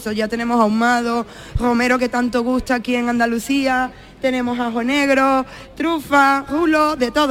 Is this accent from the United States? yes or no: no; Venezuela; Como saben ya todos, pues yo soy venezolana y soy vegana.